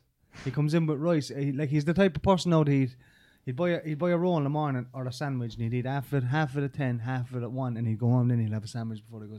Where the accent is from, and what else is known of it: Ireland